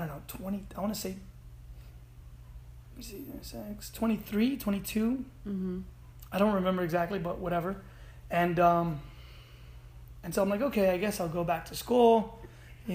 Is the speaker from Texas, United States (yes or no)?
yes; Austin, Texas, United States; moved away as an adult; also born or lived in Medellin, Colombia / Miami Beach; I grew up in Austin, Texas